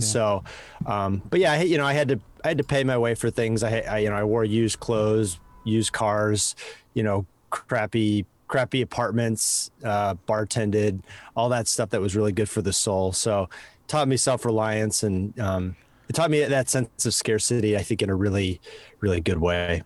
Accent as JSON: {"language": "English", "town": "Madison", "region": "Wisconsin", "country": "United States", "tie": "born or raised there", "also_born_or_lived": "Chicago, Illinois / Los Angeles", "accent": "Midwest", "moved": "as an adult", "lives_now": "San Francisco, United States", "said": "I was born in Chicago and then, uh, moved to Wisconsin as a kid"}